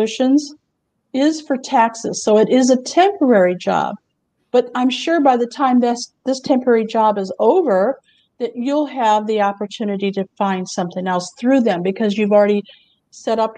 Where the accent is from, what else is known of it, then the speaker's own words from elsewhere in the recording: Houston, Texas, United States; I'm from Houston